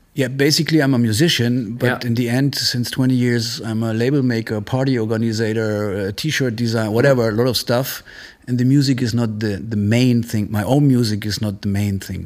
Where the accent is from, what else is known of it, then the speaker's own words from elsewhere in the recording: Munich, Bavaria, Germany; moved away as an adult; also born or lived in Italy / Marseille, France; now in Berlin, Germany; I grew up in Munich since I was seven or eight, and uh, but I'm half Italian. I used to my parents used to live in Italy